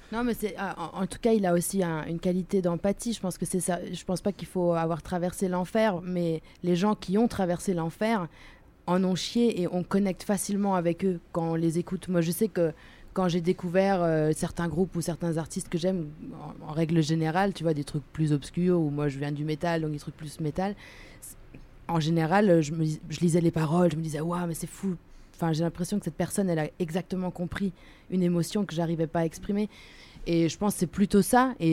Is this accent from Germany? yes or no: yes; Germany; French is a second language; je dis pas ça parce que vous voyez mon accent, donc oui, je suis allemande, mais c'est c'est pas pour ça.